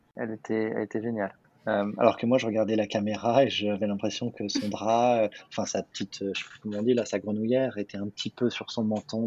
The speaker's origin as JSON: {"language": "French", "town": "Paris", "region": "Île-de-France", "country": "France", "moved": "as an adult", "lives_now": "New York, United States", "said": "j'habite à New York, je suis français de Paris à la base"}